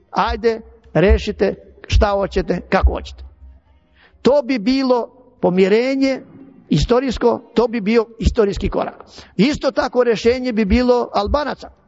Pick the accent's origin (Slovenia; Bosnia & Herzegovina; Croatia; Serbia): Serbia; Ja dajem sebi za pravo da govorim kao Srbin.